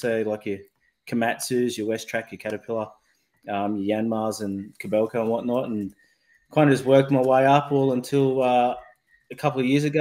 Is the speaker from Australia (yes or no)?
yes; Blacktown, New South Wales, Australia; I grew up in Western Sydney. In Blacktown, my parents are still there in a little three-bedroom home.